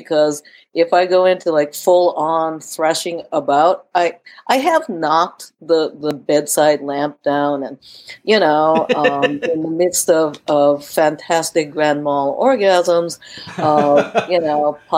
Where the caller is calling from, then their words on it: California, United States; You know, I am talking from California, so dopey ropey means something a little different over here.